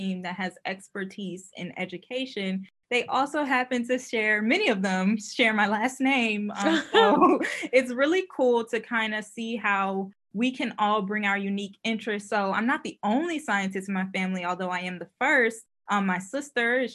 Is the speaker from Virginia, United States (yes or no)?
yes; Richmond, Virginia, United States; I'm from Richmond, Virginia. And so as a, you know, growing up within the Richmond Public Schools